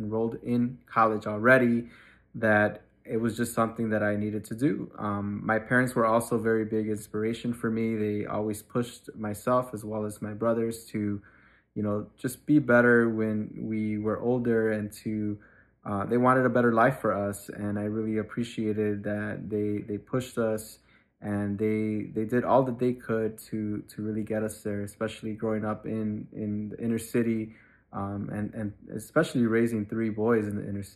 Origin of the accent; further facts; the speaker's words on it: Chicago, Illinois, United States; I grew up on Chicago's Southwest Side, specifically in the Little Village community until I was in third grade.